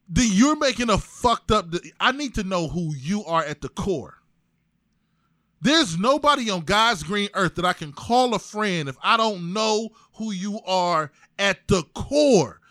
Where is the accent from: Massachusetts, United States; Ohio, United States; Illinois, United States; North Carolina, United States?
Ohio, United States; East Cleveland; I'm from East Cleveland. Yeah, I went to Gannon. But I went to Shaw